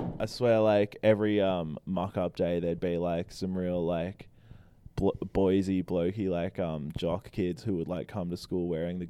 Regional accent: Mount Eliza, Victoria, Australia; also born or lived in Keysborough; I grew up in Mount Eliza, and I went to primary school there, and then I went to high school in a different suburb.

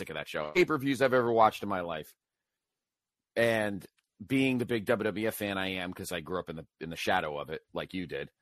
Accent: New Haven, Connecticut, United States; Where I grew up in Central, in the New Haven area in Central Connecticut

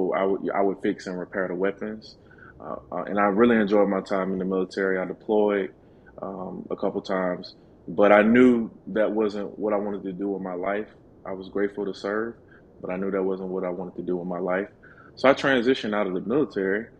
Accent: Birmingham, Alabama, United States; I grew up in Birmingham, Alabama.

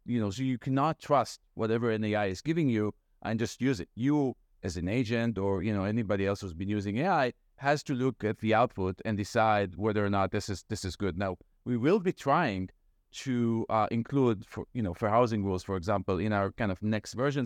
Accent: Israel; moved away as an adult; now in Brookline, United States; I am, so we said from Israel. Mm-hmm. Uh, I moved here uh, in 2004 to get my PhD

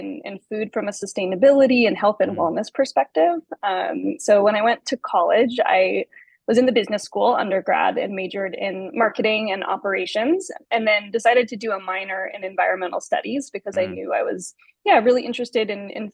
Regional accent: Carmel, California, United States; I grew up for the most part in California, from a small town called Carmel, about 2.5 hours south of San Francisco

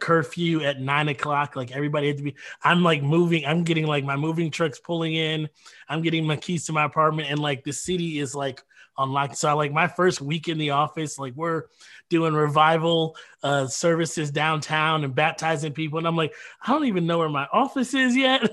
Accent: Detroit, Michigan, United States; moved away as an adult; also born or lived in Minnesota / Grand Rapids, Michigan; now in Kenosha, United States; I grew up in Detroit

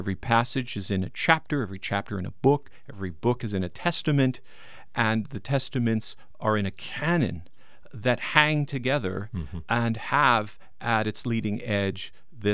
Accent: New York, United States; moved away; I'm from New York.

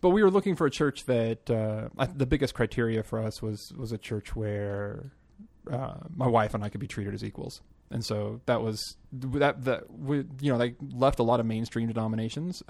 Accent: Southlake, Texas, United States; moved away as an adult; also born or lived in Nashville, Tennessee / Wichita Falls, Texas; now in Colorado, United States; I grew up in Southlake. Which is about as Texas gets

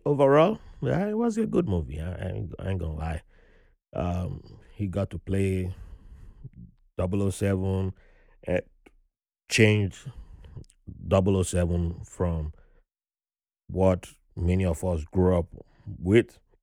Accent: Nigeria; now in New York, United States; how privileged I was growing up in Nigeria

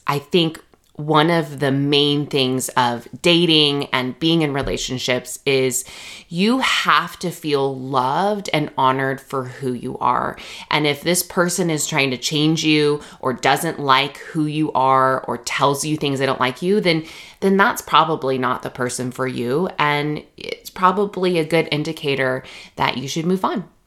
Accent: Redlands, California, United States; moved away as an adult; also born or lived in Jackson, Mississippi / Virginia; So I grew up in Redlands, California. So that is in the Inland Empire of Southern California

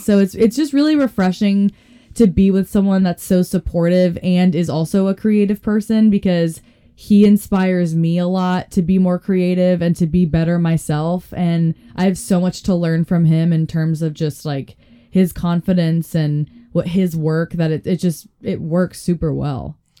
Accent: Boulder, Colorado, United States; moved away as an adult; also born or lived in Florida; now in Denver, United States; my hometown, Boulder, Colorado

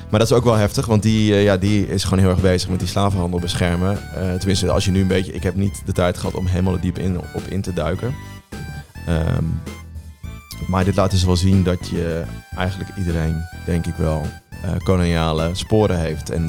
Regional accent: Gelderland, Netherlands; ik kom ook van de Veluwe

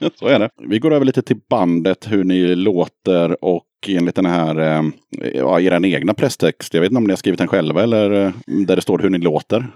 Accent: Eskilstuna, Södermanland, Sweden; Hon är född i Eskilstuna precis som jag

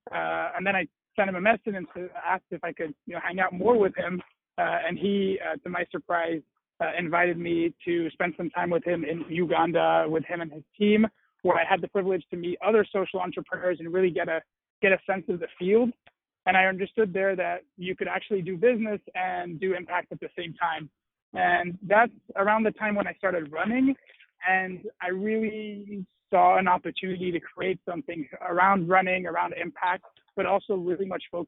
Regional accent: Brussels, Brussels-Capital Region, Belgium; also born or lived in United Kingdom / Washington, D.C., United States; So my background, I was born and raised in Brussels, Belgium, and I was always really close to a lot of nonprofit work

